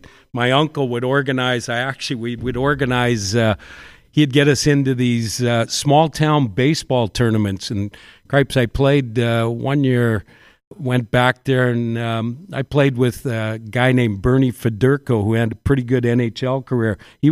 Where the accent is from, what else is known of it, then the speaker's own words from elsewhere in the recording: New Westminster, British Columbia, Canada; I grew up in Newestminster. I was a baseball hockey player.